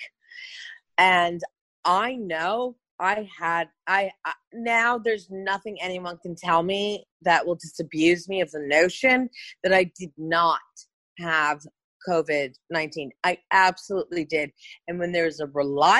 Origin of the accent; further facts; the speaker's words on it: Hudson Valley, New York, United States; I grew up in the Hudson Valley, in New York